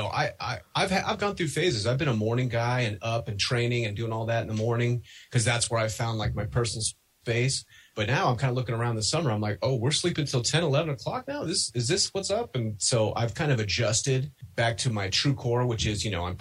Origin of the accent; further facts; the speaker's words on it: Denver, Colorado, United States; I'm from Denver